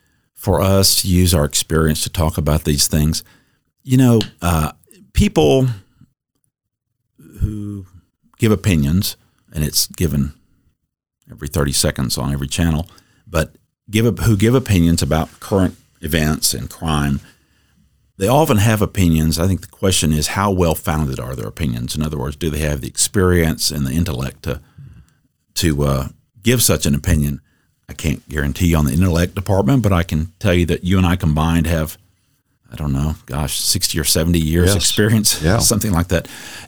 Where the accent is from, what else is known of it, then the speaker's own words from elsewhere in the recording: Dallas, Texas, United States; I grew up in Dallas, son of a prosecutor in Dallas